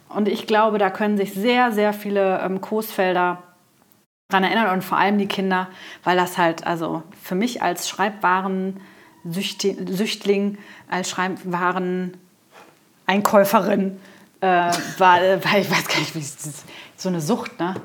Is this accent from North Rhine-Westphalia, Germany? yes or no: yes; Coesfeld, North Rhine-Westphalia, Germany; Ich bin ja äh, zur Lamberti-Grundschule gegangen